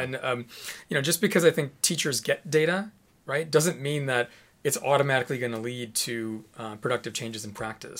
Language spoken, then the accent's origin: English; Chicago, Illinois, United States; moved away; I'm from Chicago originally.